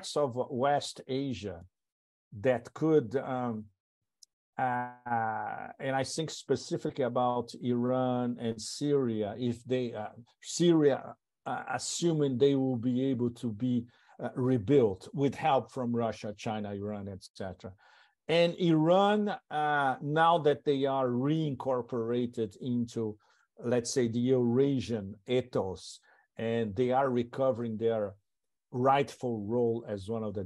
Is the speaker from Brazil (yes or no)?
yes; Brazil; moved away; also born or lived in Europe / Thailand / Hong Kong; I was born in Brazil, so it's part of my past a long time ago